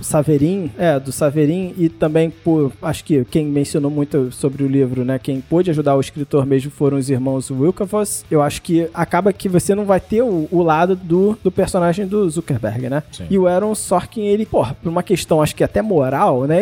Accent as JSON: {"language": "Portuguese", "country": "Brazil"}